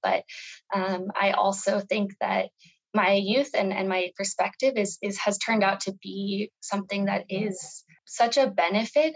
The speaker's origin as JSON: {"language": "English", "town": "Albuquerque", "region": "New Mexico", "country": "United States", "tie": "born or raised there", "also_born_or_lived": "Nepal / Vietnam", "moved": "as an adult", "said": "I grew up here in New Mexico"}